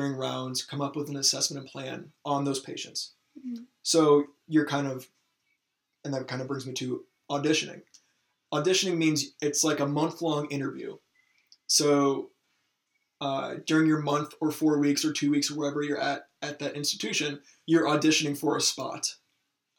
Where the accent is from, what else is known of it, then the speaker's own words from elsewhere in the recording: Michigan, United States; moved away; I'm not from the area where our medical school is. I'm from Michigan.